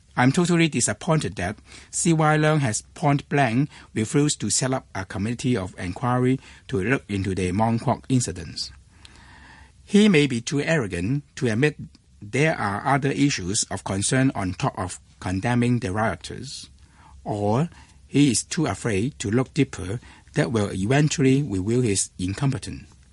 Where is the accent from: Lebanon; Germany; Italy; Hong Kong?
Hong Kong; I was born and raised in Hong Kong